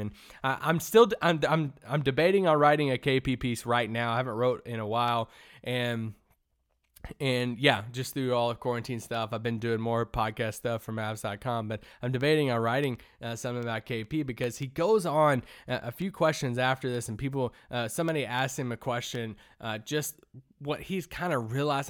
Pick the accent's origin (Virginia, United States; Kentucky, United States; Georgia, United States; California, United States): Kentucky, United States; now in Dallas, United States; growing up in Kentucky